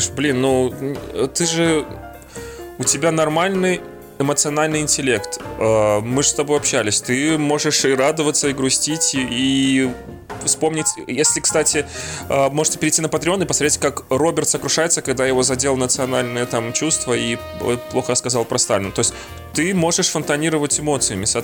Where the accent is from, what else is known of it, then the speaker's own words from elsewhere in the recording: Belarus; moved away as an adult; now in Russia; А я приехал такой, типа, из Беларуси, я не владел там вот этой вот ситуацией, которая в России происходит абсолютно